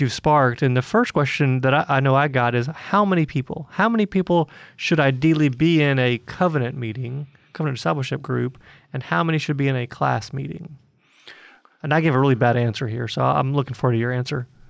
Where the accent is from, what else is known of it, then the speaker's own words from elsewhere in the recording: Atlanta, Georgia, United States; in Atlanta, uh, my hometown